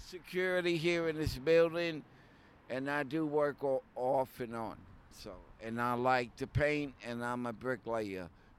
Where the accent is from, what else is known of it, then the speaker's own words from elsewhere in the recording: New York, United States; moved away; I'm Italian and Puerto Rican, born and raised in New York. I'm not from California, God forbid. Because back then in the 70s, by the way, I'm 63